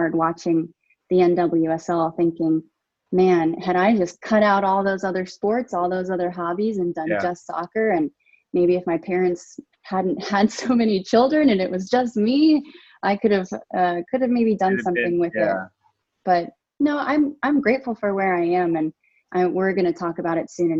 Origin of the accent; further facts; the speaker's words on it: San Diego, California, United States; also born or lived in Palmdale, California; So I grew up in Southern California, mostly San Diego, and then also Palmdale, which is north of Los Angeles